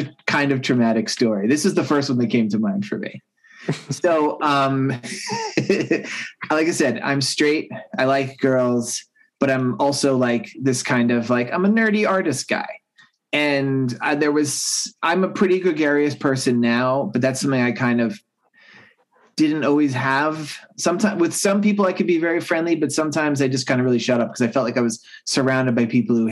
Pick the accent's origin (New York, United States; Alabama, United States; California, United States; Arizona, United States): New York, United States; Long Island; I grew up on Long Island, New York, and this is during the 80s